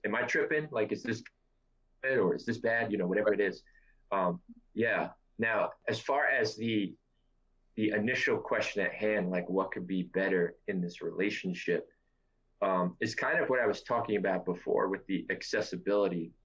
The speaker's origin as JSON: {"language": "English", "town": "New York City", "region": "New York", "country": "United States", "tie": "born or raised there", "said": "I'm from New York City. I've always been from New York City, and I'm 32 years old"}